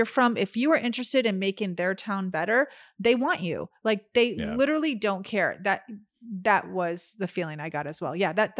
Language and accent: English; California, United States; We actually stopped telling people we're from California.